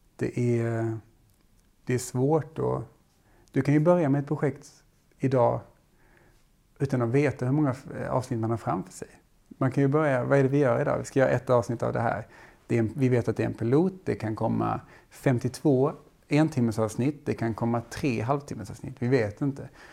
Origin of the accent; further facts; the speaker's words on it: Skåne, Sweden; jag är från Skåne.